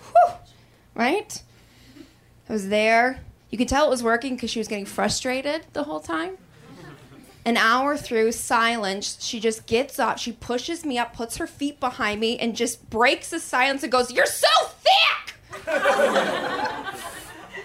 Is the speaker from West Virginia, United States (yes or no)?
no; Wisconsin, United States; I grew up in Wisconsin